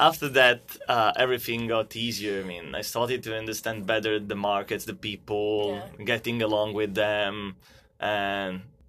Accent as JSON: {"language": "English", "region": "Southern Italy", "country": "Italy", "lives_now": "India", "said": "And I'm originally from South Italy, but then my career and university choices have made me go all over the world."}